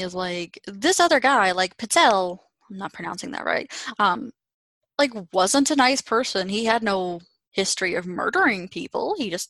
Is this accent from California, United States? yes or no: no; Pittsburgh, Pennsylvania, United States; I'm from Pittsburgh